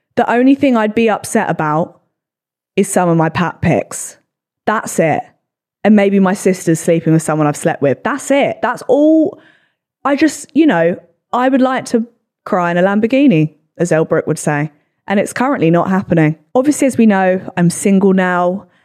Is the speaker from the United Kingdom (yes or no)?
yes; England, United Kingdom; we're English